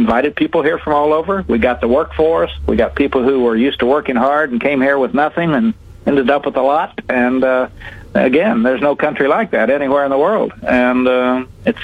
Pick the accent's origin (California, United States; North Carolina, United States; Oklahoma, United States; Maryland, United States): Oklahoma, United States; I grew up in Oklahoma on a little farm